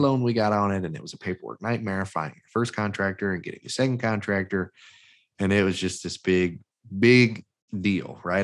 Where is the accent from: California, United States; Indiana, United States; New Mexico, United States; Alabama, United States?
Alabama, United States; Mobile; I'm from Mobile, Mobile, Alabama, that's where I'm at currently